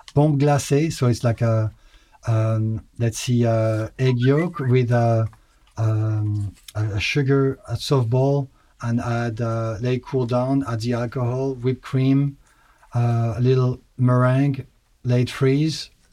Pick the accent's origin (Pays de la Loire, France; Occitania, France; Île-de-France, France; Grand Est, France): Grand Est, France; Alsace; moved away; I grew up in Alsace, mm-hmm. in north, northeastern part of France.